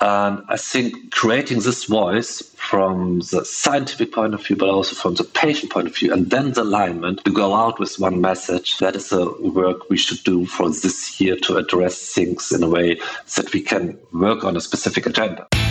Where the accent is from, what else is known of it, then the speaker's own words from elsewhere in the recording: Germany; I'm from Germany.